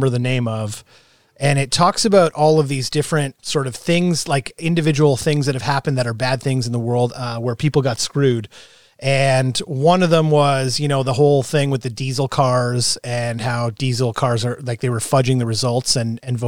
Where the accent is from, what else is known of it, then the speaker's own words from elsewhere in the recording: Ontario, Canada; even just being Ontarian